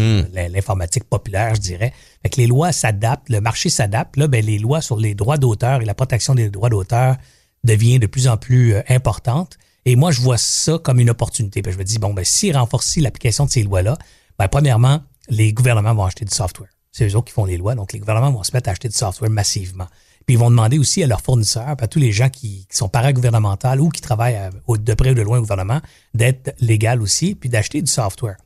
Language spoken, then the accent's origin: French; Longueuil, Quebec, Canada; Je suis natif de la région, de la ville, en fait. On se trouve à Longueuil. Moi, je suis un gars de Longueuil